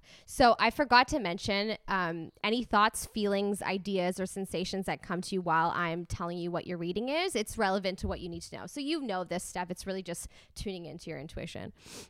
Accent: Canada; So whenever I go to the States, people always think that I'm from California just because of the way that I sound.

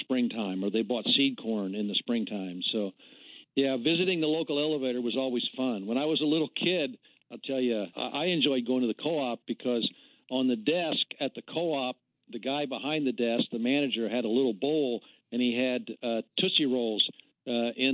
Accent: Henry County, Indiana, United States; our farms are in central Indiana, south of Anderson, Indiana, west of Newcastle, Indiana. We're out in Henry County, Indiana

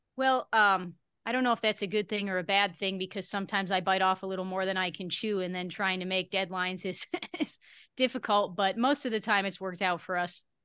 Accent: Buffalo, New York, United States; now in Las Vegas, United States; my hometown, uh, Buffalo, New York area.

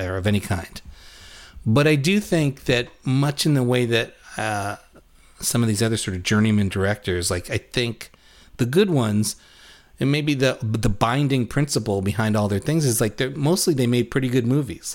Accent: New York City, New York, United States; born or raised there

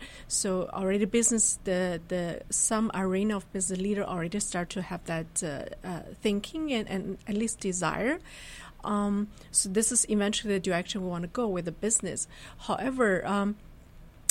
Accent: northern China, China; moved away as an adult; also born or lived in Germany / United States; I was born really originally in China, then had my graduate studies in Germany and U.S.

